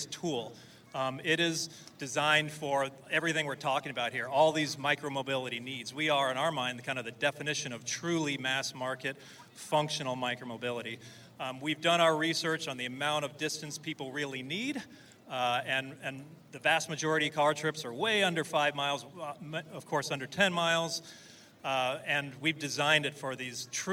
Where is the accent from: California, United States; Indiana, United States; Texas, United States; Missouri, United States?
California, United States; Southern; We're all from Southern California. Grew up with this kind of culture